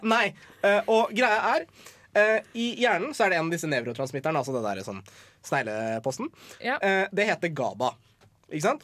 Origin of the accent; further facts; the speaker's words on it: Iran; jeg er iraner